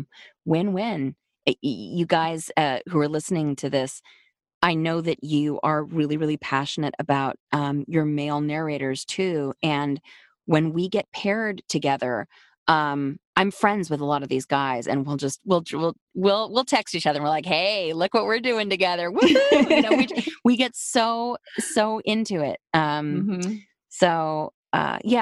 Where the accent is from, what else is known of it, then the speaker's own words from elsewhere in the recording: New York City, New York, United States; I was raised in New York City